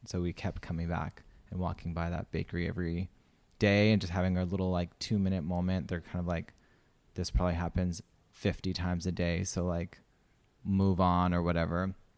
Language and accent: English; Saskatchewan, Canada; moved away as an adult; also born or lived in Romania; now in Australia; I'm from Saskatchewan